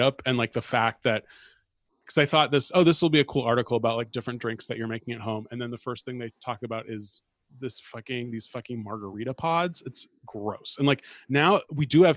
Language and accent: English; Bay Area, California, United States; I grew up in the Bay Area